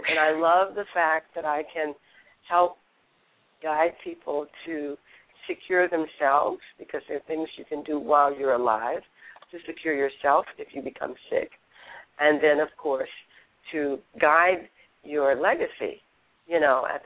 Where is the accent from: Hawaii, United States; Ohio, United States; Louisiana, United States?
Louisiana, United States; moved away as an adult; also born or lived in Texas / New York / St. Thomas, U.S. Virgin Islands / Nashville; raised in Louisiana